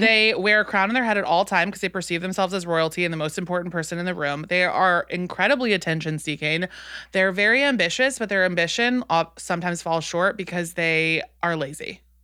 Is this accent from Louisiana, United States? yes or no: yes; New Orleans, Louisiana, United States; I'm from New Orleans